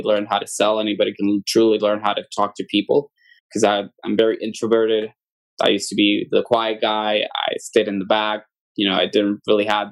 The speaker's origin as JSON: {"language": "English", "town": "Aguadilla", "country": "Puerto Rico", "tie": "born or raised there", "also_born_or_lived": "Mayagüez, Puerto Rico", "said": "I am born and raised in Puerto Rico. I am from the west side of the island, a town called Aguadilla"}